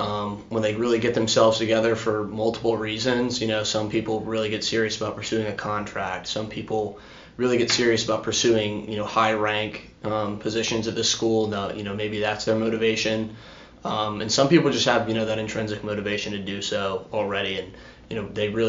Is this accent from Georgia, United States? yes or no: no; Greenville, South Carolina, United States; now in Charleston, United States; I'm from Greenville, South Carolina, born and raised there